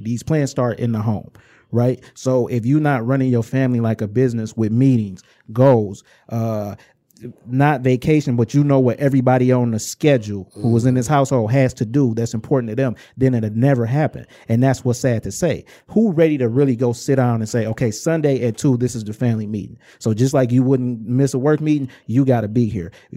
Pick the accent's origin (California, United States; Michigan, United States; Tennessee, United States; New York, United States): Michigan, United States; Inkster; I'm from Inkster in the Romulus area